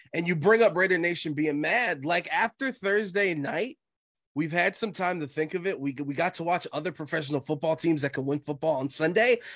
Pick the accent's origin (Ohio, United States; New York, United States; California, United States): Ohio, United States; Cleveland; I'm born and raised in Cleveland